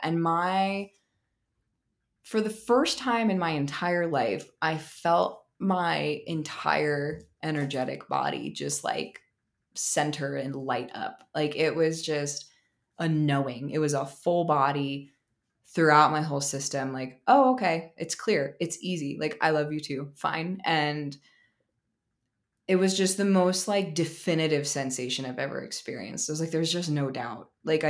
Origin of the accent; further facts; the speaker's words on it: Maryland, United States; also born or lived in New Jersey; I am from New Jersey, and how do I make this short? So I'm from New Jersey. My parents divorced when I was maybe a year old, and I grew up in Maryland with my mom and my stepdad, and I moved back to Jersey in 2010 to go to college.